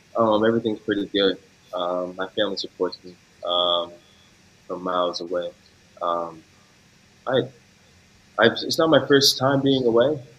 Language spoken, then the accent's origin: English; Yorktown Heights, New York, United States; moved away as an adult; also born or lived in Malta / Luxembourg; now in Australia; I'm from Yorktown Heights, New York. It's a it's a part of Westchester County